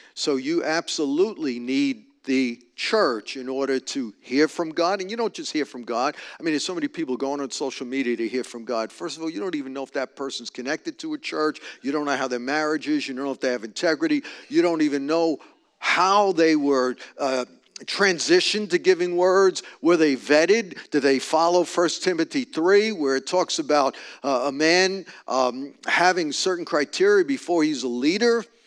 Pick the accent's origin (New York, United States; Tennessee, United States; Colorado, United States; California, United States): New York, United States; moved away; I'm from New York. I just speak direct